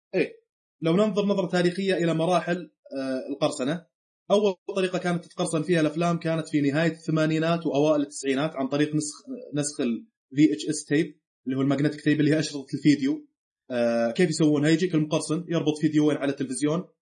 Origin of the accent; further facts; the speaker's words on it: Saudi Arabia; عندنا في السعوديه